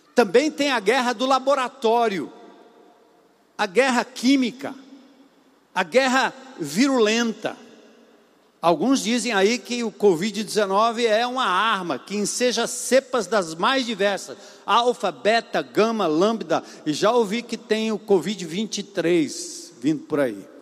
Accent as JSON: {"language": "Portuguese", "region": "São Paulo", "country": "Brazil", "tie": "born or raised there", "moved": "yes", "said": "Lá no meu, na minha terra onde eu nasci, em São Paulo, na zona norte"}